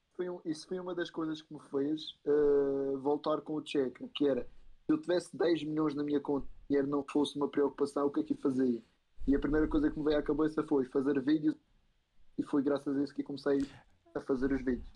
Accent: Madeira, Portugal; moved away as an adult; now in Spain; Madeira, eu sou da Madeira.

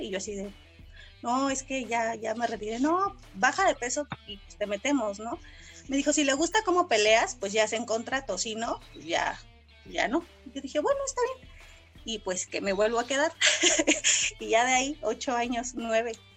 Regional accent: San Juan del Río, Querétaro, Mexico; toda mi, mi niñez estuve en San Juan del Río

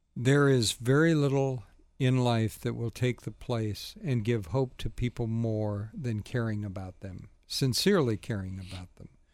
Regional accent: the South, United States; moved away; I'm originally from the South

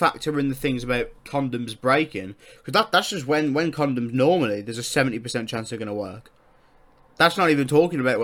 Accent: United Kingdom; I'm British

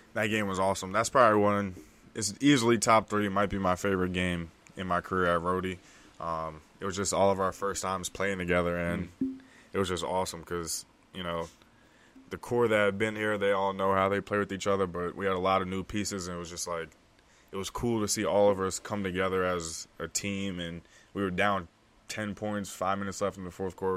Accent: DMV area, United States; also born or lived in Delaware; I was born in Delaware, grew up in the D M V area, D C, Maryland, Virginia area

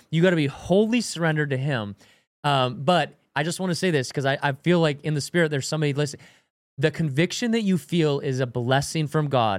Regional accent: Washington, United States; I grew up in Washington

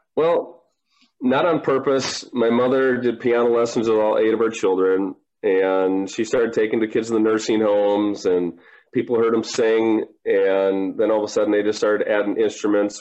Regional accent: Minnesota, United States; born or raised there

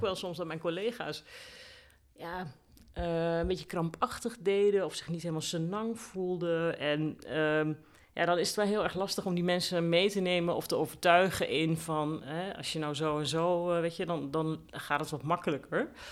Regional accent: Groenlo, Gelderland, Netherlands; moved away; also born or lived in Den Bosch / Rotterdam / Amsterdam; Ik kom eh, uit Groenlo, dat ligt eh, in de Achterhoek in Gelderland.

